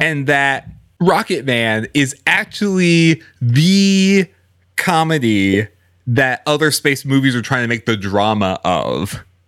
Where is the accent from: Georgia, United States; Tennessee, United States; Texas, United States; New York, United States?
Texas, United States; Houston; I grew up in Houston